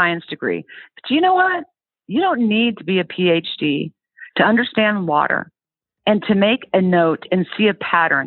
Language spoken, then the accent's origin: English; Lawrence, Kansas, United States; moved away; I was born and raised in Lawrence, Kansas.